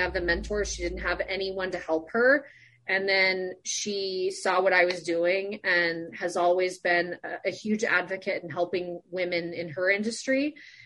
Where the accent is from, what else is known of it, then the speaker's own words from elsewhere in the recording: Sun Valley, Idaho, United States; I grew up in Sun Valley, Idaho.